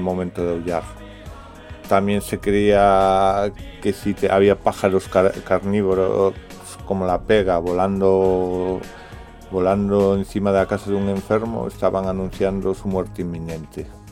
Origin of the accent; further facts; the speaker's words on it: Galicia, Spain; mi tierra, eh, Galicia.